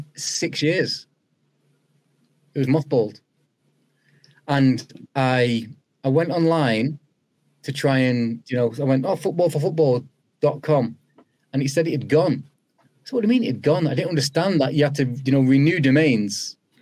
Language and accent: English; Old Trafford, North West England, United Kingdom; also born or lived in Moss Side, Manchester; Moss Side was where I was born, and then spent the formative years all in Old Trafford